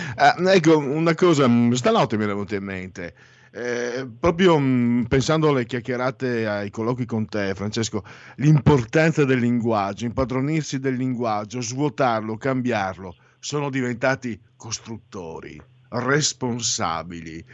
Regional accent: Triveneto, Italy; dalle nostre parti si bestemmia anche troppo, è una pessima abitudine, si bestemmia moltissimo perché la Chiesa eh, da noi, Triveneto

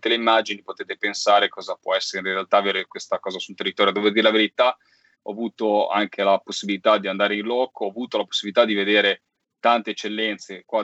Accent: Liguria, Italy; a vedere i muretti a secco delle Cinque Terre, l'agricoltura delle mie parti, cioè insomma questi muretti a secco sul mare

